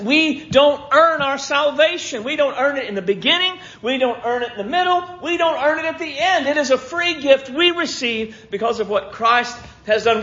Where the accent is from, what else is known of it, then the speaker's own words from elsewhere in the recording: United States; I've never been anything but an American